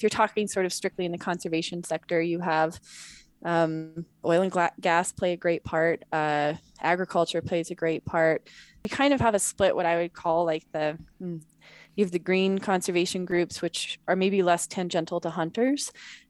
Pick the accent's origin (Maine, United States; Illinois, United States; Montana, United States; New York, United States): Montana, United States; also born or lived in Wyoming / California; So I was born in Montana, grew up Montana, Wyoming, and very Northern California.